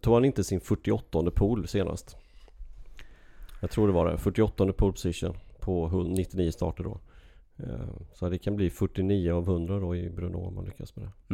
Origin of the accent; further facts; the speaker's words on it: Sweden; moved away; hemma i Sverige